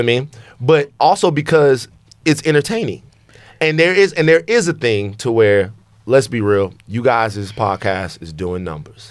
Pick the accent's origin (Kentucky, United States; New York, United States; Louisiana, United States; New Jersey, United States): Louisiana, United States; I'm from Louisiana